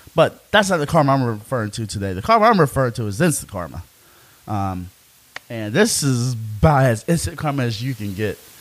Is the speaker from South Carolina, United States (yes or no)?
yes; South Carolina, United States; being a black man growing up in South Carolina